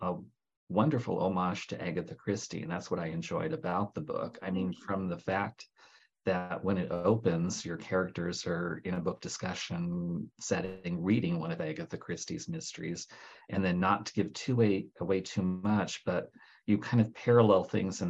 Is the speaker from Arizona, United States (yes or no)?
yes; Arizona, United States; I'm from Arizona, where we're practically flat in most of the state